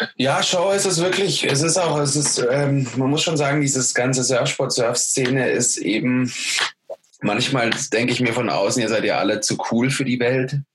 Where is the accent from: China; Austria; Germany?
Germany; Ich als Deutscher